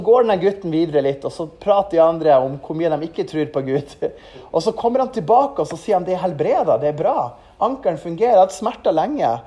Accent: Mo i Rana, Nordland, Norway; moved away; also born or lived in Levanger; til Mo i Rana, for det er der jeg er fra

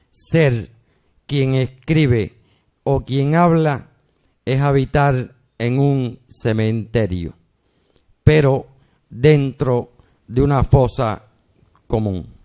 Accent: Havana, Cuba; born there; yo soy, yo soy nacido en Ciudad de La Habana, pero soy el hijo de un guajiro que siempre me crió con los cuentos del campo

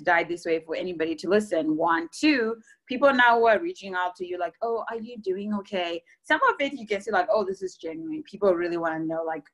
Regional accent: Zimbabwe; moved away as an adult; also born or lived in Germany / Texas; now in Bay Area, United States; I'm coming from Zimbabwe

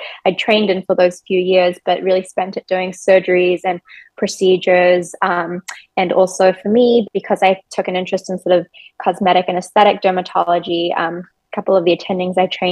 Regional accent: New Zealand; moved away as an adult; now in Chicago, United States; I'm actually originally from New Zealand.

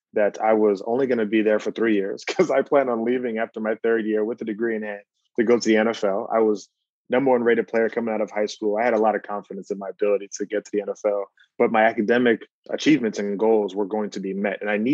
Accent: United States; me and my older brothers coming from Exuma, coming from the Bahamas, growing up in America.

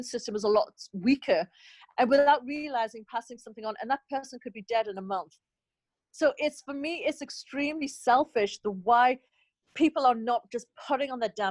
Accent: Newcastle upon Tyne, North East England, United Kingdom; now in United States; we're from the Northeast in Newcastle

